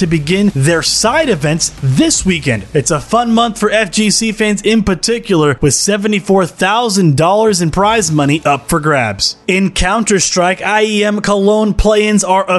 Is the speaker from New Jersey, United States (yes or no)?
no; Dallas, Texas, United States; my hometown team in the Dallas Empire